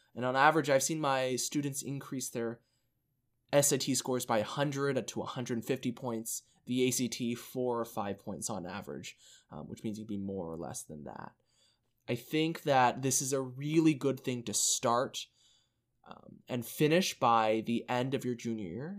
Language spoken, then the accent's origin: English; Allen, Texas, United States; I came from Allen I S D, which is, if you don't know, it's like this massive high school in the suburbs of Dallas